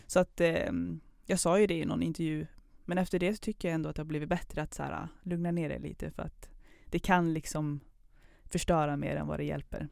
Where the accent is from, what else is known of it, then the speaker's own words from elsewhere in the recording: Kil, Värmland, Sweden; moved away as an adult; also born or lived in Pakistan / Höganäs, Skåne; now in Karlstad, Sweden; född i Pakistan, uppväxt i Skåne från början, men sen Värmland